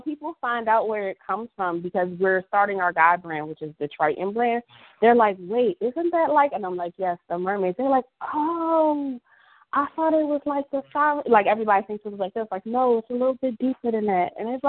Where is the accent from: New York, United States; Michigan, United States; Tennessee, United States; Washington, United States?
New York, United States; now in Philadelphia, United States; I had just moved back to Philly from New York, because I am from New York.